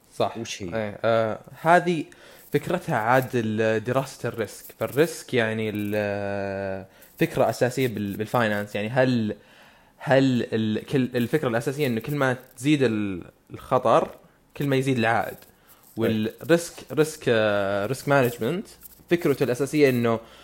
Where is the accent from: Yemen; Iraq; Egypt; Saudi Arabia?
Saudi Arabia; عندنا بالسعودية